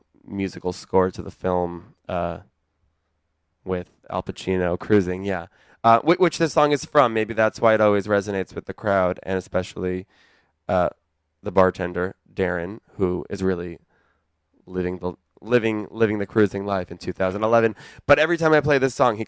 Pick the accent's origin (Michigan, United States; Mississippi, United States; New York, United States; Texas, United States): New York, United States; Long Island; I'm coming in from Long Island on the Long Island Railroad